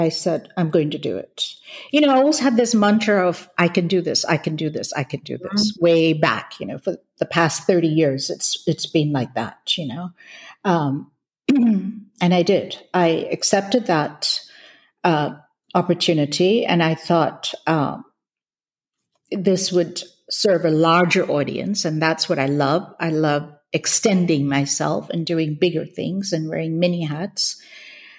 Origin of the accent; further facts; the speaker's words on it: Hong Kong; moved away as an adult; also born or lived in India / California; So I grew up in Hong Kong. I was born in India, moved to Hong Kong, grew up in Hong Kong